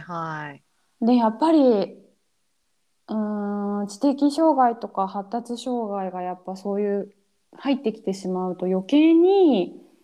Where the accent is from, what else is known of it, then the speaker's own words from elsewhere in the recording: Japan; moved away; 自分が生まれ育った国